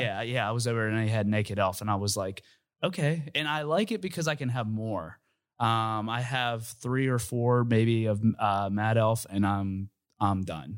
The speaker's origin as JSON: {"language": "English", "town": "Uniontown", "region": "Pennsylvania", "country": "United States", "moved": "as an adult", "said": "I'm from Uniontown, Pennsylvania, and I moved here probably when I was, like, twenty-three"}